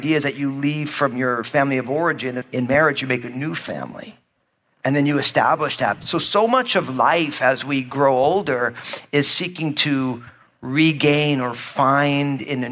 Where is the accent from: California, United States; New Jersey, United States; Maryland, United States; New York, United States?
New Jersey, United States; also born or lived in Northwest United States; now in Northwest, United States; I grew up in New Jersey, my home state, as an all-Italian kid